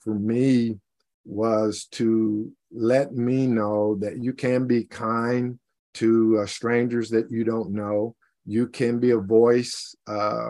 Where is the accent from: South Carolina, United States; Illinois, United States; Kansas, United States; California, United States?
Kansas, United States; Liberal; now in Olathe, United States; I grew up in Southwest Kansas, a place called Liberal